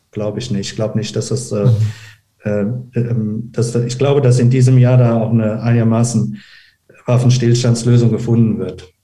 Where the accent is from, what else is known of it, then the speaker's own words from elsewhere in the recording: Germany; wir als Deutsche